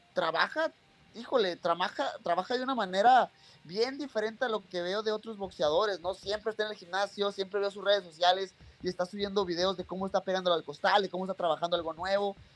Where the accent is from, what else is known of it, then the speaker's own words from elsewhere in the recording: Mexico; soy mexicano